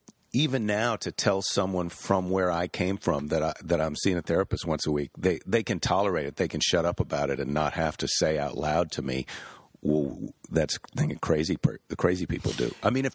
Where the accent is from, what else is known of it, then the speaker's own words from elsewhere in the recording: Midwest, United States; now in California, United States; I grew up in the Midwest